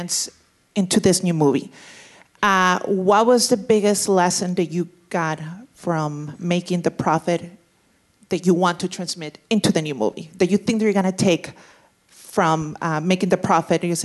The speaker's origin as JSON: {"language": "English", "country": "Mexico", "tie": "born or raised there", "said": "a Mexican woman born and raised in Mexico"}